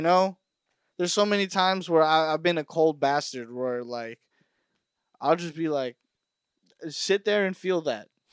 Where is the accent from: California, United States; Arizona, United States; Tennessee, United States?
California, United States; Burbank; I know everybody in Burbank